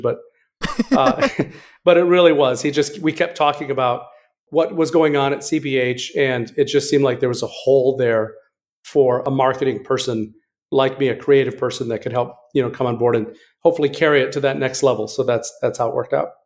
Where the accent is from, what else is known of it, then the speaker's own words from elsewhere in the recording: West Michigan, United States; I'm from West Michigan